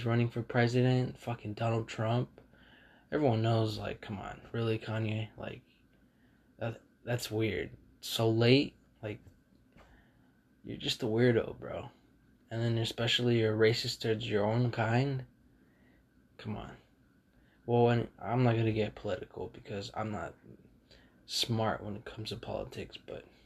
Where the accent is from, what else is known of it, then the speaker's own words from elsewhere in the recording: California, United States; I'm from California